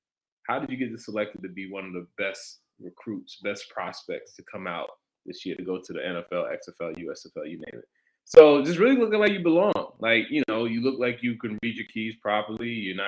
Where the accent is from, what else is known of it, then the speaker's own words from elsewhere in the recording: Brooklyn, New York, United States; I know when I was in high school, I'm from Brooklyn. So, you know, I went to camps down south, played down south